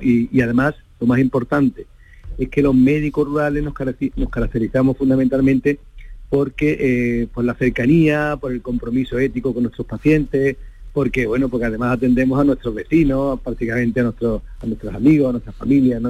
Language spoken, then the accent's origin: Spanish; Coripe, Andalusia, Spain; moved away as an adult; also born or lived in El Coronil / Pruna; now in Cañada Rosal, Spain; yo soy de un pueblo, yo nací en Coripe, en Sevilla, un pueblecito pequeño de la Sierra Sur de, Sevilla